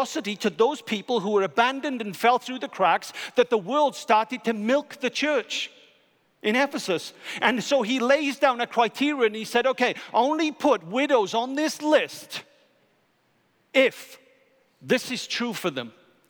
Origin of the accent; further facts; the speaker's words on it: Wales, United Kingdom; I'm Welsh